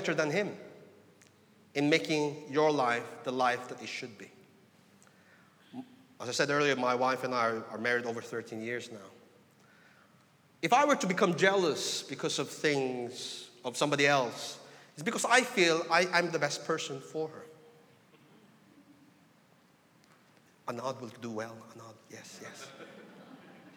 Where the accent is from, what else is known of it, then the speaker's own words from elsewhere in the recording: Philippines; I come from the Philippines, you know, a very religious people